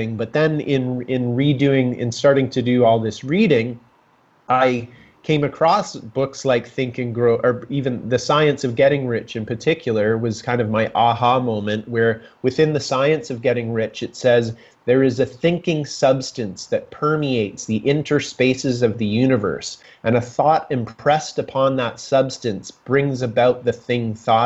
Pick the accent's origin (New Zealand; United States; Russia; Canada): Canada; Kitchener, Ontario; moved away as an adult; also born or lived in Whistler, British Columbia; I'm from Kitchener, Ontario. I graduated from high school